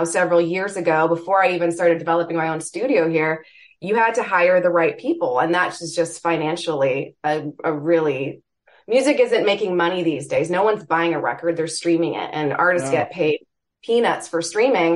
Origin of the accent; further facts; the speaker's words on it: Toronto, Ontario, Canada; moved away as an adult; now in Michigan, United States; I hail from Toronto